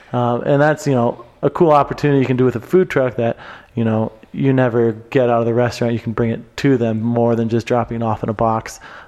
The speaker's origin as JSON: {"language": "English", "town": "Cedar Falls", "region": "Iowa", "country": "United States", "tie": "born or raised there", "moved": "yes", "lives_now": "Colorado, United States", "said": "my hometown of Cedar Falls, Iowa"}